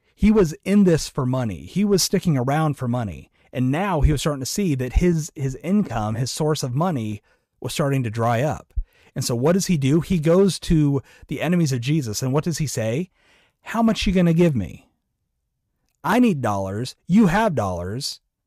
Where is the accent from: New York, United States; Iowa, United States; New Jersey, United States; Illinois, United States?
Iowa, United States; I'm from Iowa